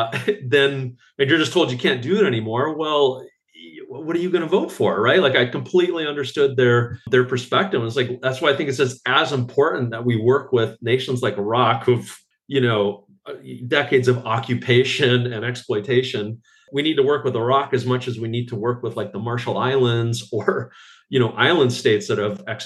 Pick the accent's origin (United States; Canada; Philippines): Canada; I'm Canadian